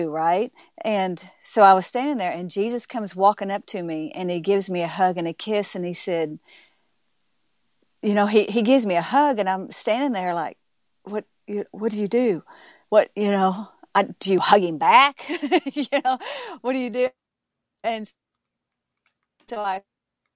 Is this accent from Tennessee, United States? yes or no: no; Arkansas, United States; I was raised in Arkansas